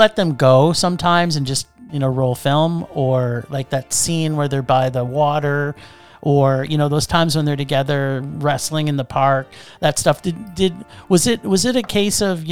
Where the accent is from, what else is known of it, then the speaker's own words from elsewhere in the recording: Toronto, Ontario, Canada; I grew up in Toronto